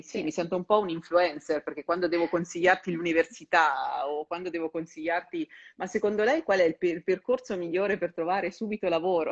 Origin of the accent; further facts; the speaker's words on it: Perugia, Umbria, Italy; moved away as an adult; now in Milan, Italy; io sono di Perugia e ho, scel- ho dovuto fare l'università in sede